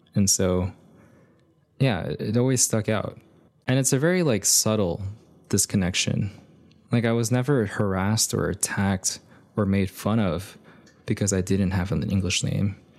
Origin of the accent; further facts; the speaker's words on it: United States; growing up here in the States, being born here in the States